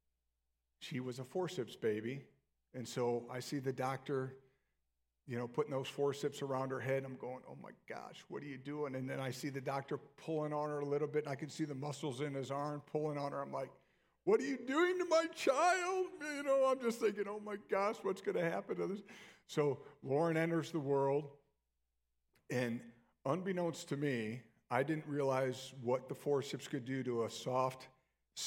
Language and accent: English; Illinois, United States; moved away; I grew up in Illinois